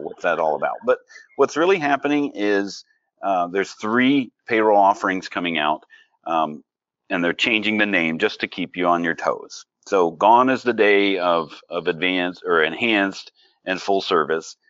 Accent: Pennsylvania, United States; moved away; I'm originally from Pennsylvania

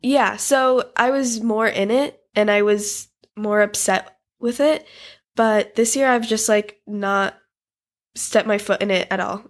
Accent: United States; born and raised in America like I am.

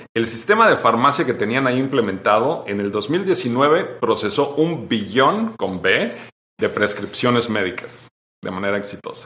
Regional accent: State of Mexico, Mexico; moved away as an adult; also born or lived in United States; yo nací en el Estado de México

